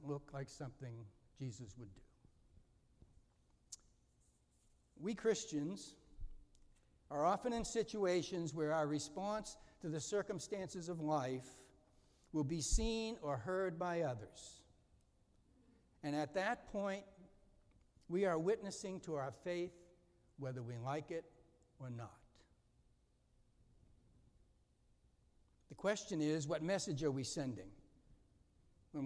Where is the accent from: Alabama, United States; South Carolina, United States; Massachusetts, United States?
Massachusetts, United States; Boston; I was raised a Catholic in East Boston, Massachusetts.